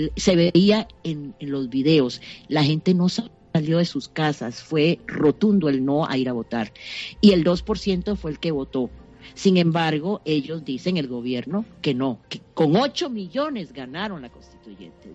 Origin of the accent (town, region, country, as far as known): Venezuela